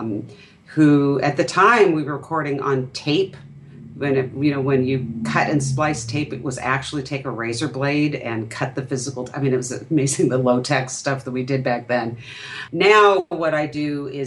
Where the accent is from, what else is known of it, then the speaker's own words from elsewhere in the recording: Irvine, California, United States; I grew up in Irvine, California, and that's part of Orange County